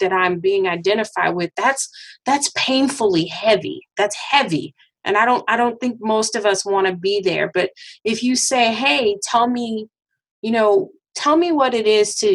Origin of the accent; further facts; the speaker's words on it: Arkansas, United States; moved away; growing up in Arkansas